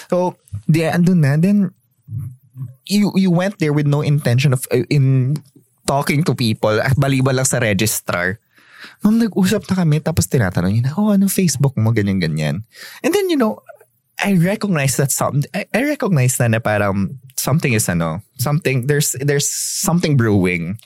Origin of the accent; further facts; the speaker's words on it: Tabaco, Bicol Region, Philippines; Ah, tabako ako